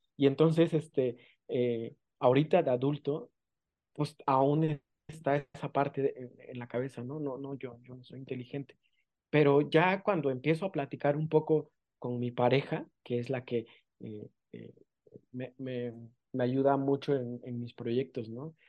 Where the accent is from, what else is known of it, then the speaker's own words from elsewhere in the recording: San Pedro Amuzgos, Oaxaca, Mexico; first language Amuzgo; Spanish is a second language; soy de la costa eh, de Oaxaca, soy de una comunidad indígena que se llama San Pedro Musgos.